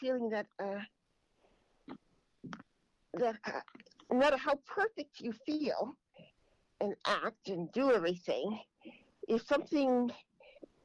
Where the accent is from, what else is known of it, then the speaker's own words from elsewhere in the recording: Andover, Massachusetts, United States; I was born and raised in Andover, Massachusetts